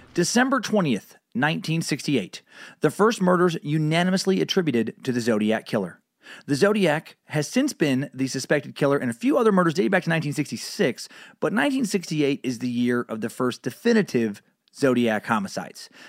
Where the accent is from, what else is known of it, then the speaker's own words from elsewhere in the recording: Idaho, United States; I grew up, you know, in a very country area, and I spent many weekends as a kid growing up in Idaho